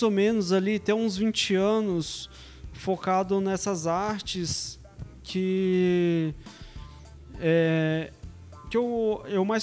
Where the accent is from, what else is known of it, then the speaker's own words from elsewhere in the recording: São Paulo, Brazil; moved away as an adult; now in Vila Velha, Brazil; E sou aqui de São Paulo, Zona Sul mesmo.